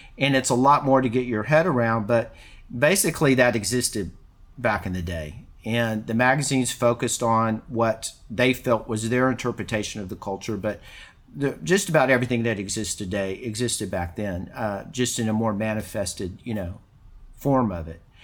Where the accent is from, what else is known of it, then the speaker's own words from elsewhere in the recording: Houston, Texas, United States; moved away as an adult; also born or lived in California; growing up in Texas